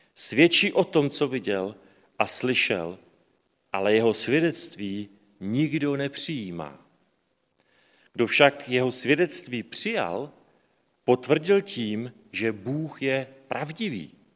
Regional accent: Slovakia; já jsem Slovák

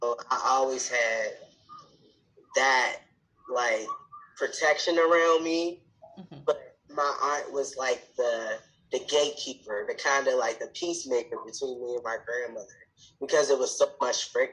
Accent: Baltimore, Maryland, United States; I was born in Baltimore, Maryland, where I currently live again

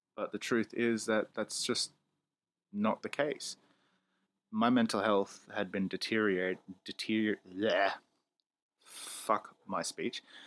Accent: Australia; I'm a loudmouth Australian

